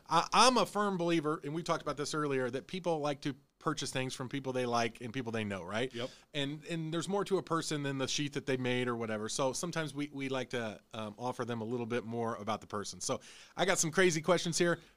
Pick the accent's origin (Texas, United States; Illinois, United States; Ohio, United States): Illinois, United States; moved away; I'm originally from Illinois.